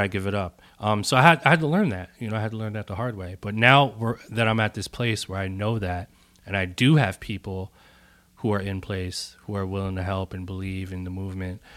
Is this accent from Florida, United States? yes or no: no; Bloomfield, New Jersey, United States; also born or lived in Newark, New Jersey; I'm from Newark, New Jersey. uh, and born and raised in Bloomfield, which is, like, the town over